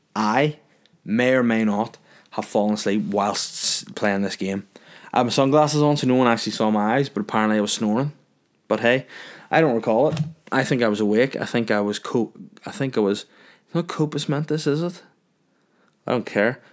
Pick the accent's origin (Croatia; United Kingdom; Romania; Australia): United Kingdom; North Down, Northern Ireland; moved away as an adult; I'm from North Darn. I've been from North Darn for longer.